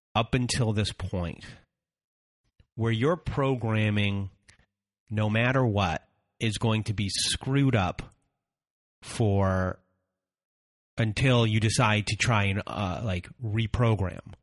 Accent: Canada; I'm Canadian

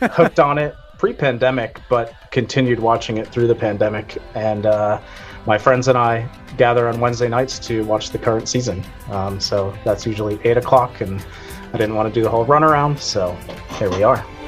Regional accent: Boston, Massachusetts, United States; I am from uh, the Boston area

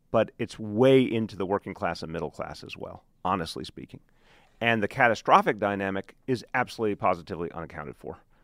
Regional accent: New York, United States; I'm a New Yorker.

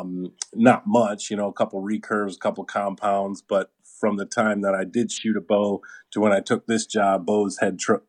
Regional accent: just outside of Detroit, Michigan, United States; I was definitely born and raised in Michigan in the just outside of Detroit area

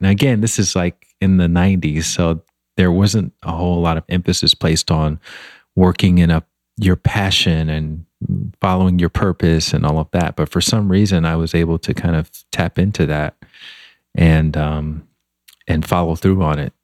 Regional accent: Montgomery, Alabama, United States; moved away as an adult; also born or lived in Washington, D.C. / Chicago; now in Los Angeles, United States; I grew up in Montgomery, Alabama, which is kind of a small town

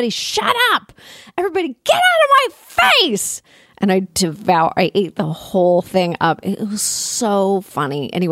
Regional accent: Toronto, Ontario, Canada; also born or lived in Ottawa; I'm from Toronto

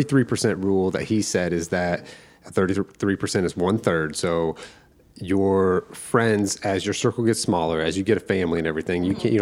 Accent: Indiana, United States; moved away; I'm from Indiana

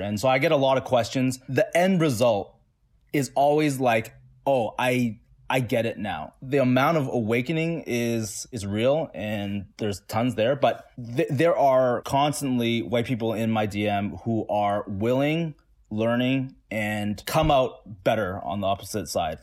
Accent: Toronto, Ontario, Canada; I grew up in the east side Chinatown in Toronto

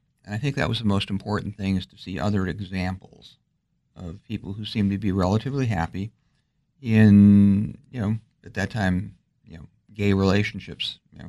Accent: Alexandria, Virginia, United States; I'm from Alexandria, Virginia.

